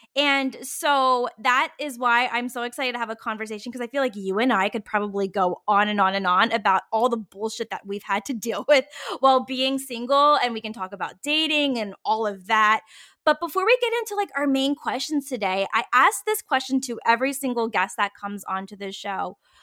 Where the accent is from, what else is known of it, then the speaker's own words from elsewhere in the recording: Virginia, United States; moved away as an adult; now in San Francisco, United States; I grew up in the South, like, I'm born and raised in Virginia